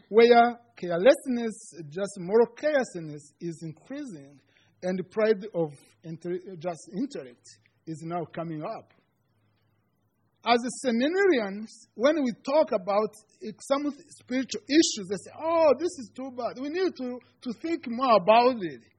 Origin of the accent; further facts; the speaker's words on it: Rwanda; first language Kinyarwanda; English is a second language; moved away as an adult; for those who are, don't know me. Uh, I am from Rwanda, uh, in East Africa. I am a student at Concordia Seminary.